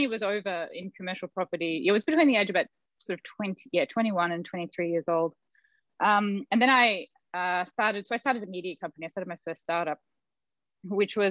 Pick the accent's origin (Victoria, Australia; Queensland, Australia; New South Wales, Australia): Victoria, Australia; Melbourne; moved away; also born or lived in Silicon Valley; I grew up in Melbourne, Australia, and I was the granddaughter of these master